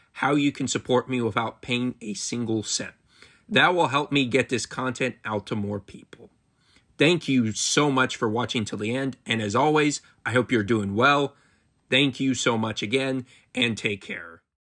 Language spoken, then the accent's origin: English; Marysville, Ohio, United States; my hometown of Marysville, Ohio